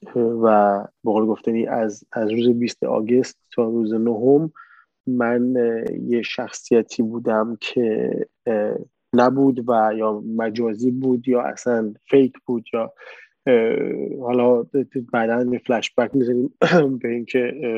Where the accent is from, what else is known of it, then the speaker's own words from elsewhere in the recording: Khuzestan, Iran; moved away as an adult; also born or lived in Abadan, Iran / Tehran, Iran / Turkey; اصالتا آبادانی هستیم ولی خب توی شهر کوچیکی توی جنوب بزرگ نفتی هستیم